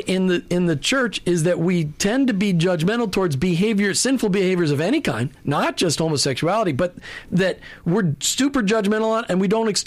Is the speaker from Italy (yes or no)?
no; Minnesota, United States; And I grew up in Minnesota. Let's put that in perspective. 10,000 lakes, 20,000 ponds, and I learned how to play golf, which you can only do 4 months of the year in Minnesota anyway.